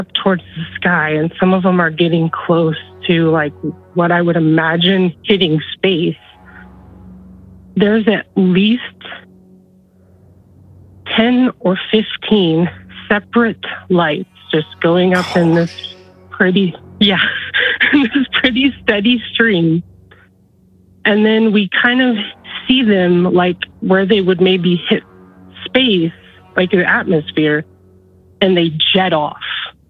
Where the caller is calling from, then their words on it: Nebraska, United States; I live in central Nebraska.